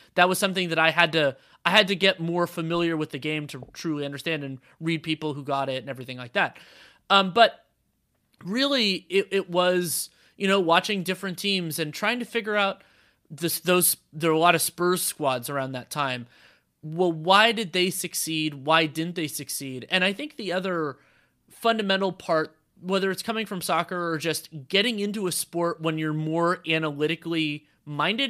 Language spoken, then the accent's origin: English; Bay Area, California, United States; also born or lived in Los Angeles; I grew up in the Bay Area